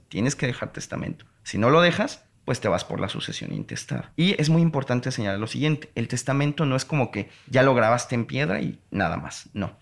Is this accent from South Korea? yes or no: no; Mexico; si nosotros como ciudadanos mexicanos estamos en el extranjero